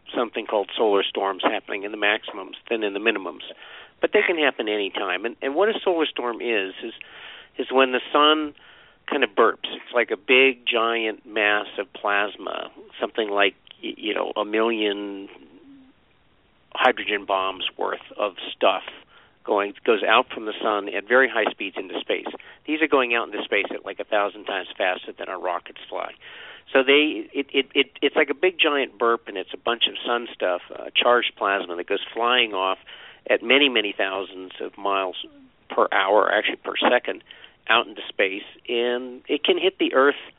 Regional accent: Vermont, United States; I grew up in Vermont

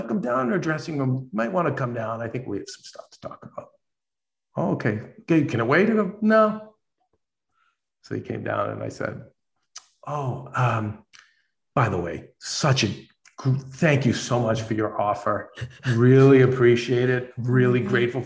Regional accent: Boston, Massachusetts, United States; now in Los Angeles, United States; I'm from Boston. I'm a Boston Italian.

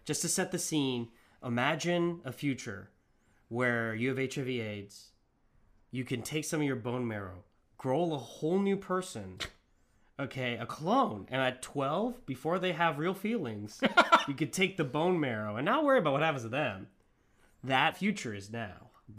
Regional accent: Arizona, United States; I'm from Arizona.

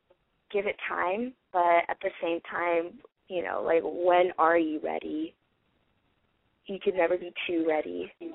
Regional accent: Los Angeles, California, United States; Hi, I'm just going to go by …, and I'm 22, and I'm from Los Angeles.

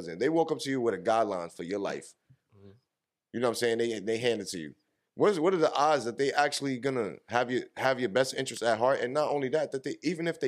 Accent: New York, United States; we grew up in New York

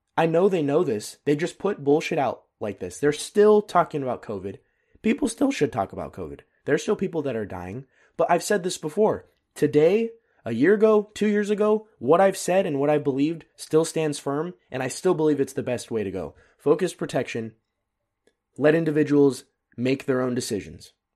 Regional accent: United States; now in Germany; As an American

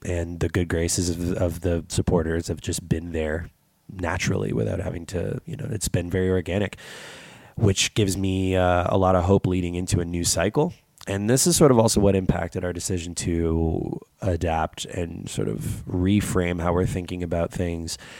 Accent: Canada; as a Canadian

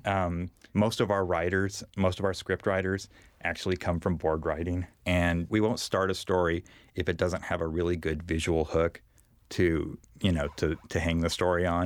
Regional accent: Bakersfield, California, United States; I grew up in Bakersfield

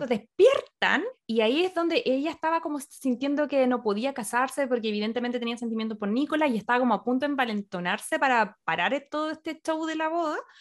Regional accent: Chile; como chilena no teníamos nada que, ver aquí en estas cosas

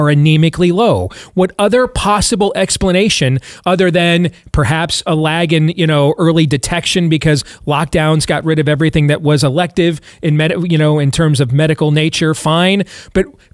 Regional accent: Iowa, United States; my home state of Iowa, where I live

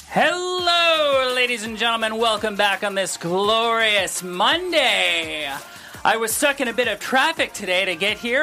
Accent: Solon, Ohio, United States; now in Los Angeles, United States; I grew up in Solon

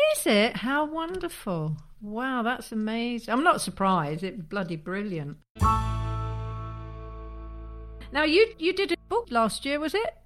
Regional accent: Leeds, Yorkshire and the Humber, United Kingdom; I'm from Leeds

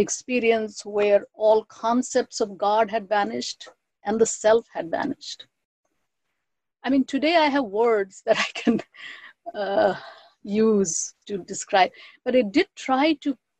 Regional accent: West Bengal, India; first language Bengali; English is a second language; moved away as an adult; also born or lived in Allahabad; now in United States; I'm from Bengal, and great goddesses were deeply ingrained in my cultural upbringing

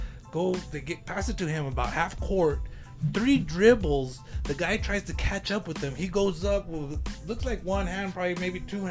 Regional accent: Lordsburg, New Mexico, United States; I'm from Lordsburg, New Mexico, originally

